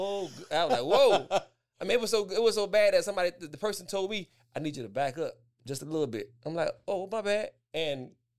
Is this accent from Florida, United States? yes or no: yes; West Palm Beach, Florida, United States; I'm from West Palm Beach, Florida. The beaches, the Palm Beaches, West Palm Beach, Florida.